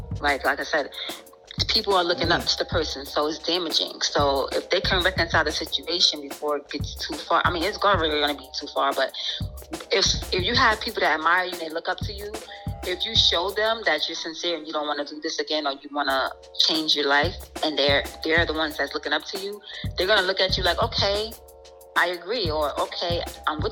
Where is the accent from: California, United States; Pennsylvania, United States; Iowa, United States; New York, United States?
New York, United States; Yonkers; also born or lived in Florida; I'm from Yonkers / Florida.